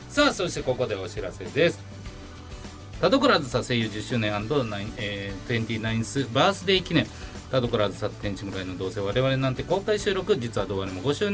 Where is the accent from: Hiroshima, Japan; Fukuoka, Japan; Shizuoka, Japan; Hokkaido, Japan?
Hiroshima, Japan; Fukuyama; 広島県福山市、僕の出身地で、えー、福山アニメという福山の福山アニメというアニメのイベントを行います。